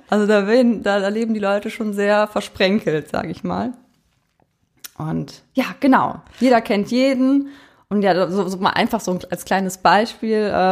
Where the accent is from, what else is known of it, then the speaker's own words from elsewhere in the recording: Eifel, Germany; Denn Jana und ich, wir kommen ja aus der Eifel.